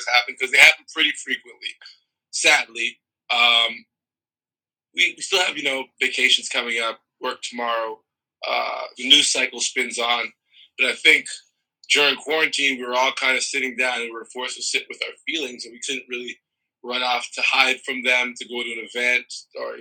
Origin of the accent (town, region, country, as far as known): Toronto, Ontario, Canada; born or raised there; also born or lived in Trinidad and Tobago / Brooklyn, New York City